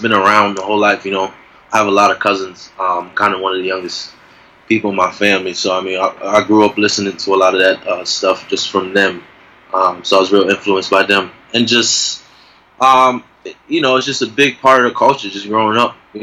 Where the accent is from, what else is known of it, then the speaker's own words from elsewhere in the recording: Bridgeport, Connecticut, United States; moved away as an adult; now in Boston, United States; So I was born in Bridgeport, so I grew up in Bridgeport. You know, I spent the first, 18 years of my life in Bridgeport